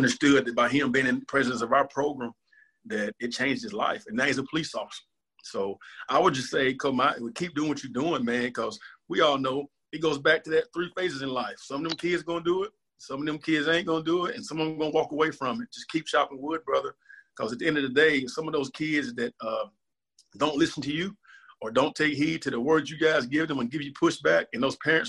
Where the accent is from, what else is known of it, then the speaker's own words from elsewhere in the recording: Philadelphia, Pennsylvania, United States; I grew up in Philadelphia. I had to dodge gunshots every night.